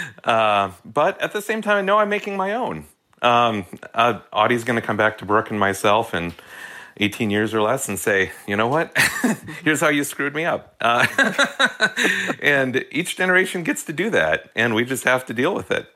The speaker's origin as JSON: {"language": "English", "town": "Hastings", "region": "Minnesota", "country": "United States", "tie": "born or raised there", "said": "as a kid growing up in Minnesota"}